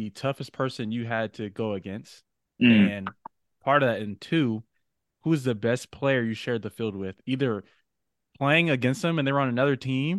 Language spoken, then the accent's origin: English; Southern California, United States; growing up in SoCal